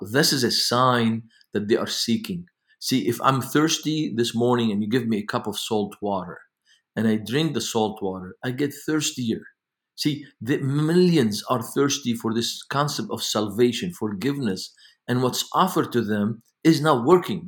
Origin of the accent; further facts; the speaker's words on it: Beirut, Beirut Governorate, Lebanon; now in United States; I grew up in Beirut, Lebanon